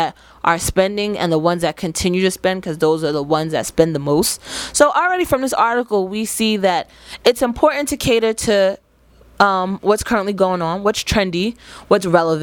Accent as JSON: {"language": "English", "town": "Jersey City", "region": "New Jersey", "country": "United States", "tie": "born or raised there", "said": "growing up in Jersey City, Timberlands was a huge part of our outfit"}